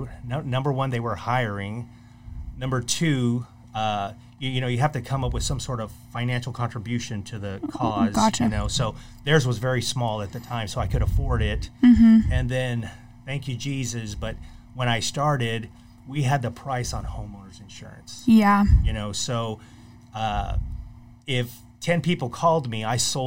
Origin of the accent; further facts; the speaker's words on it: McAllen, Texas, United States; moved away as an adult; also born or lived in College Station, Texas; now in Corpus Christi, United States; I'm actually from McAllen, Texas. And my family lived there for about 6 years. My father retired there, and then I went to school there.